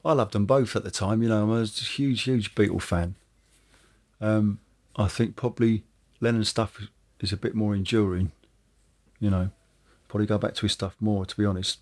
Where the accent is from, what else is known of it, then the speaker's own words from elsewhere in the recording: Woking, South East England, United Kingdom; I come from from Woking, which is a suburban town.